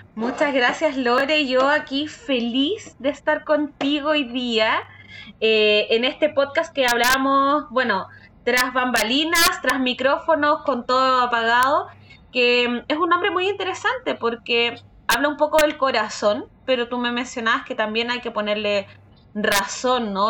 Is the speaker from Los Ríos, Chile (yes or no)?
yes; Valdivia, Los Ríos, Chile; soy de Valdivia, de una ciudad en el sur de, Chile